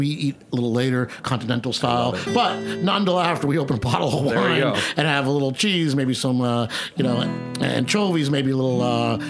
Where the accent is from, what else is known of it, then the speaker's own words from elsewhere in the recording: New York City, New York, United States; also born or lived in Spain; I'm a nice Jewish boy from New York City, but I say we run a very Italian household where I live